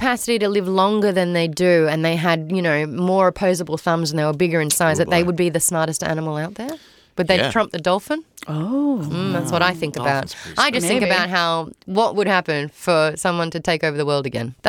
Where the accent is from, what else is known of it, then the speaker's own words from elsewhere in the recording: Brisbane, Queensland, Australia; I wanted to do my hometown because Brisbane's kind of like the Australian Florida.